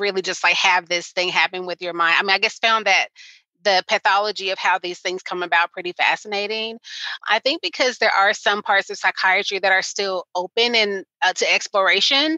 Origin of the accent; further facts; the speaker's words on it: Arkansas, United States; in my state, I'm from Arkansas, it's a pretty rural state